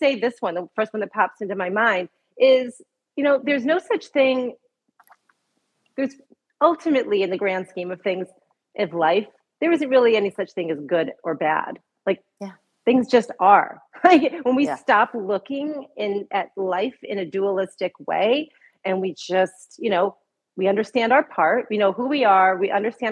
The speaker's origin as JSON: {"language": "English", "region": "Michigan", "country": "United States", "tie": "born or raised there", "said": "I was born in Michigan, actually, in a small town outside of Detroit, not a fancy suburb of Detroit, just a little town in Michigan"}